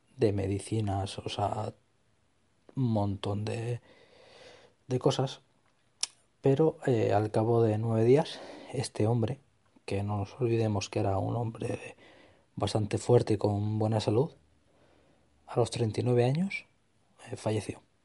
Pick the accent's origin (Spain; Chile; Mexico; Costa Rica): Spain; Extremadura; mi tierra, en Extremadura